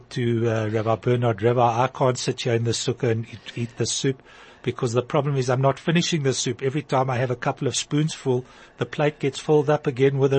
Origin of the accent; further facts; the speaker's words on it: Yeoville, Gauteng, South Africa; So we, as kids, when I grew up in Yeoville, um, came Sukkot